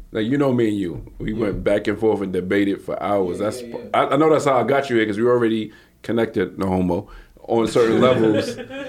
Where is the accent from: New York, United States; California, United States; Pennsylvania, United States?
New York, United States; New York City; I'm from Brooklyn.